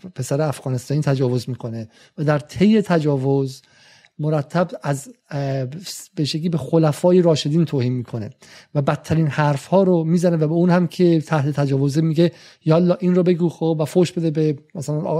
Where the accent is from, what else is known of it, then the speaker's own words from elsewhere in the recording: England, United Kingdom; تو انگلیس هم بزرگ شدم